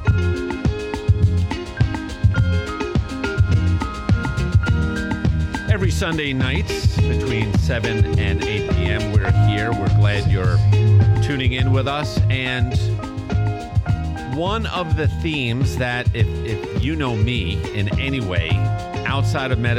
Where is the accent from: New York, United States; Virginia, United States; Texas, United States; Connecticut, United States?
New York, United States; Long Island; accent: Long Island; two Long Island guys here. Our accents can get a little out of hand quickly